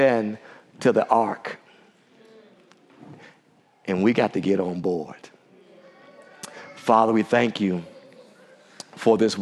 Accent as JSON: {"language": "English", "town": "Washington", "region": "District of Columbia", "country": "United States", "tie": "born or raised there", "said": "the D.C. area, my hometown"}